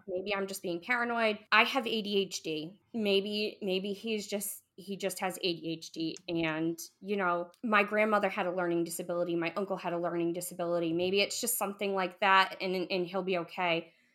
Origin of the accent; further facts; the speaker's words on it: New England, United States; we're from New England